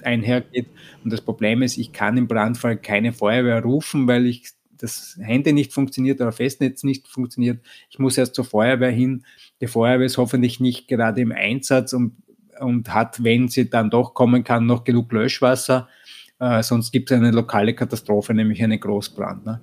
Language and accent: German; Vienna, Austria; ich komme grundsätzlich aus Österreich, aus Wien